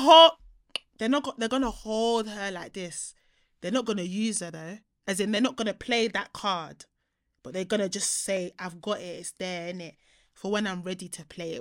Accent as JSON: {"language": "English", "country": "Nigeria", "moved": "yes", "lives_now": "United Kingdom", "said": "my home country"}